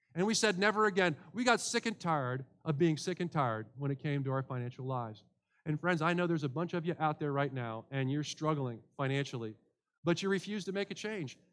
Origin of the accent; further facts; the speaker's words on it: United States; as an American